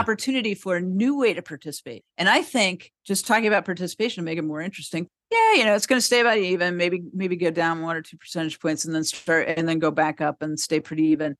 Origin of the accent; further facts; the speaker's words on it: San Diego, California, United States; I grew up in San Diego